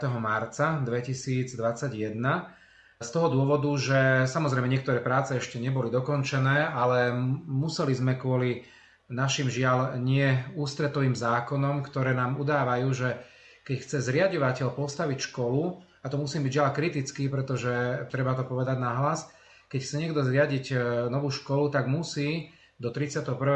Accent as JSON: {"language": "Slovak", "town": "Bratislava", "region": "Bratislava Region", "country": "Slovakia", "moved": "yes", "said": "sám som z Bratislavy a viem, ako to bolo teda v 80. rokoch v Petržalke, keď vyrastali tzv. sídliskové deti"}